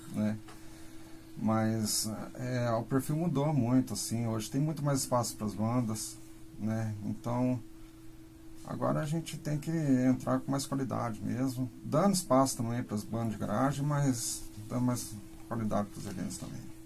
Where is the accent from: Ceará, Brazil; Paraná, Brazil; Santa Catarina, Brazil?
Paraná, Brazil; Londrina; sou de Londrina, tô aqui